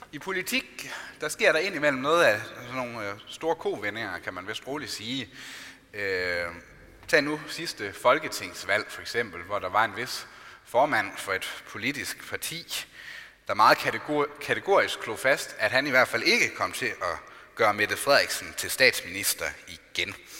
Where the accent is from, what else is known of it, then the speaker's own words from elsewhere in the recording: Denmark; Vi er altså både borgere i Danmark og i Guds rige